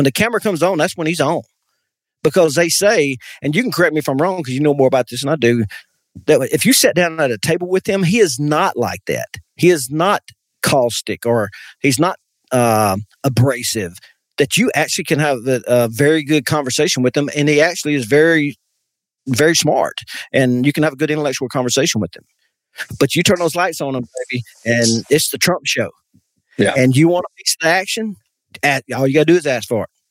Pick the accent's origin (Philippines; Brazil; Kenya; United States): United States; as an American